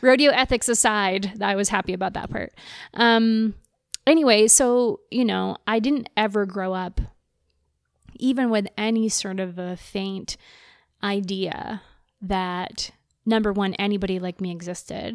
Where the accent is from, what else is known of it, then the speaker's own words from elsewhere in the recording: Texas, United States; moved away; I'm from the States, I'm from Texas